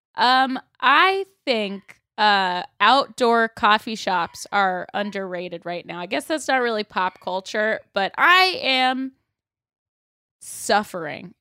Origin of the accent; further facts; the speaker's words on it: Sarasota, Florida, United States; moved away as an adult; now in Los Angeles, United States; Sarasota, my hometown